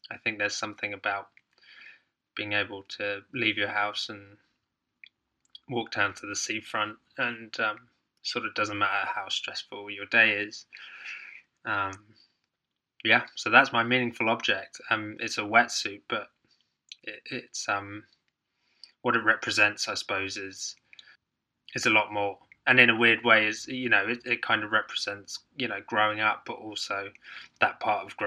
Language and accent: English; Hong Kong; also born or lived in Ireland; grew, growing up in Hong Kong uh, which is obviously a small island there was we spent lots of time on boat trips